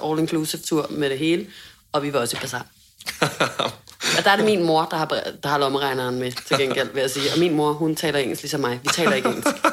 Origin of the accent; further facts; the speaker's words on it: Hundested, Capital Region of Denmark, Denmark; hjemme i Hundested